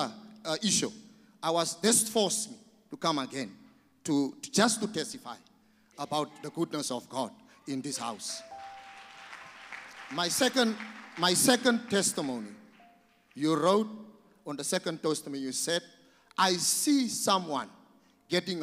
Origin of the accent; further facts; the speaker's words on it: South Africa; I am from South Africa.